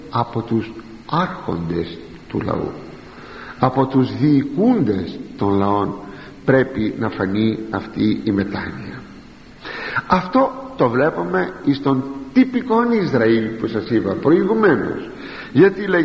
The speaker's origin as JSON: {"language": "Greek", "country": "Greece", "said": "για μας τους Έλληνες"}